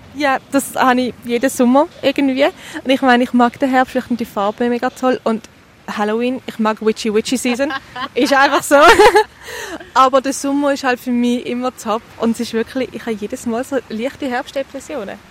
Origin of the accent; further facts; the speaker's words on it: Eastern Switzerland, Switzerland; wir kommen ja beide aus der Ostschweiz